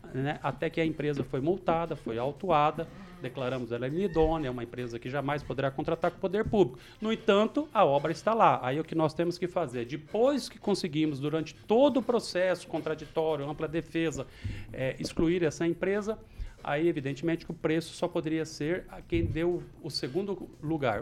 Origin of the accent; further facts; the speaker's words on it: Maringá, Paraná, Brazil; pela nossa querida Vila Operária e onde cresci, praticamente nasci, nasci no, no Maringá Velho, mas fui crescido na Operária